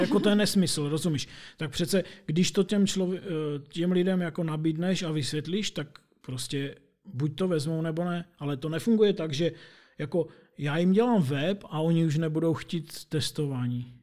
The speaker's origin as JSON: {"language": "Czech", "town": "Opava", "region": "Moravian-Silesian Region", "country": "Czechia", "said": "jsem z Opavy"}